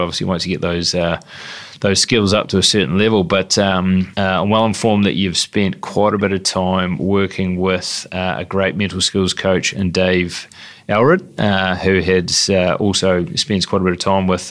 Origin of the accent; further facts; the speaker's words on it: Dunedin, Otago, New Zealand; my hometown of uh, Dunedin